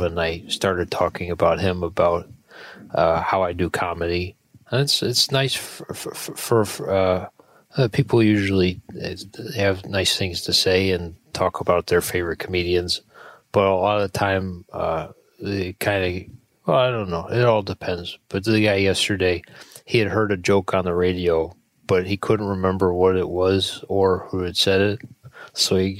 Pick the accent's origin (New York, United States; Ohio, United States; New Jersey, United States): New York, United States; Buffalo; I'm from Buffalo, New York.